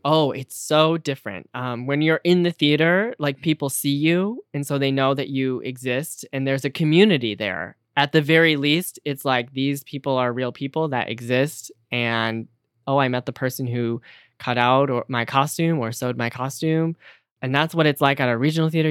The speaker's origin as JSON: {"language": "English", "town": "Detroit", "region": "Michigan", "country": "United States", "moved": "yes", "lives_now": "New York City, United States", "said": "I am from the Detroit area, and I live in New York City now"}